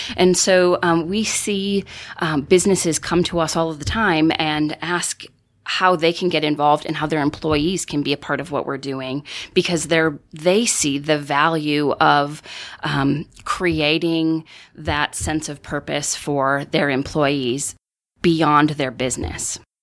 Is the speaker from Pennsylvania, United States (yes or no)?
no; northern Wisconsin, United States; growing up in northern Wisconsin